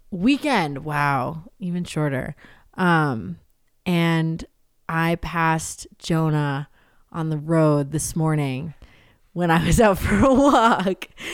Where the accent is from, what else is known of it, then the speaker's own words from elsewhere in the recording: New Hampshire, United States; I grew up in New Hampshire.